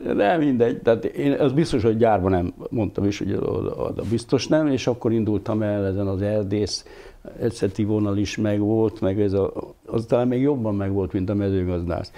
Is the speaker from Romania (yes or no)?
no; Hungary; moved away as an adult; also born or lived in Budapest; vidéki srác vagyok, és most ahhoz, hogy Pesten kellett élnem